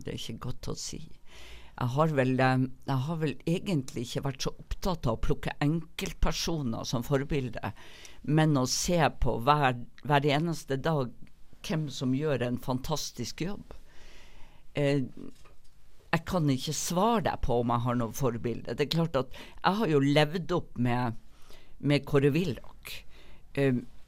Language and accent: Norwegian; Northern Norway, Norway; now in Bergen, Norway; kommer nok alltid til å både innrømme og aldri kunne skjule at jeg er nordlending